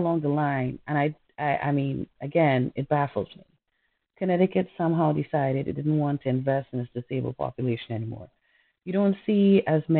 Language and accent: English; Trinidad & Tobago; moved away; I'm from Trinidad.